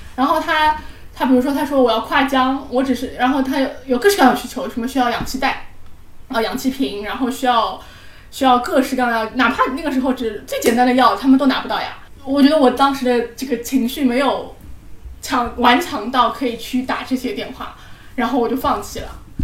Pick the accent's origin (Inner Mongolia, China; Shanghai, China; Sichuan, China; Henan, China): Shanghai, China; 我们是上海人嘛 我们是保持着上海人的体面和上海人的